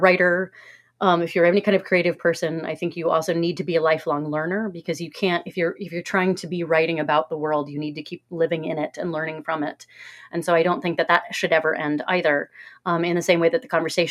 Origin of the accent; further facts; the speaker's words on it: Cincinnati, Ohio, United States; I'm from Cincinnati